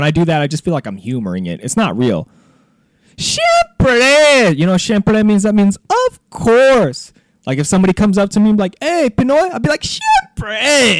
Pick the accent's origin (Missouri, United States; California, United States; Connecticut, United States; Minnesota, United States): California, United States; being the only fucking person in my whole bloodline that was born and raised in California.